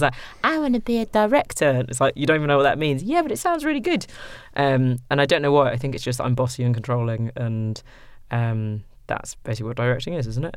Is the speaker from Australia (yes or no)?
no; Sudan; first language English; moved away; also born or lived in London; in Sudan, um, you know, Arabic is not my first language. English is.